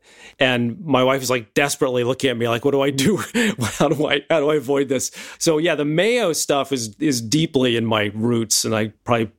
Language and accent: English; Midwest, United States; I grew up in the Midwest